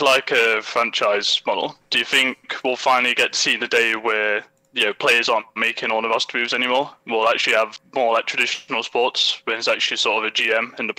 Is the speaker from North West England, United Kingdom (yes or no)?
no; Nottingham, East Midlands, United Kingdom; I'm from Nottingham, England.